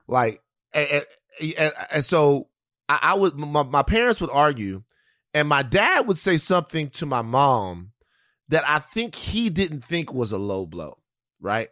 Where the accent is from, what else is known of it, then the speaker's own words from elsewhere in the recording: Louisiana, United States; I grew up in Louisiana